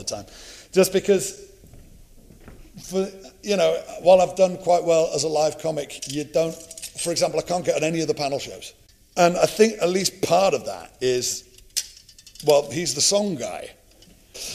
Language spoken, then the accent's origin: English; Liverpool, North West England, United Kingdom; moved away; When I was growing up in Liverpool, it was kind of a place you left